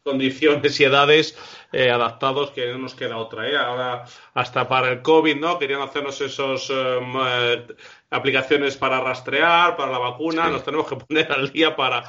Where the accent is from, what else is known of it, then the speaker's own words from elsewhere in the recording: Castile and León, Spain; now in Madrid, Spain; somos de pueblo, eh, a veces me ha coincidido en mi pueblo, que es Castilla-León, y yo vivo en Madrid